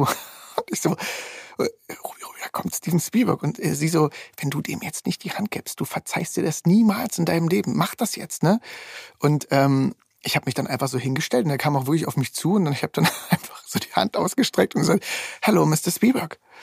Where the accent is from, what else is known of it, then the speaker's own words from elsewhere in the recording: East Germany, Germany; ich komme aus dem Osten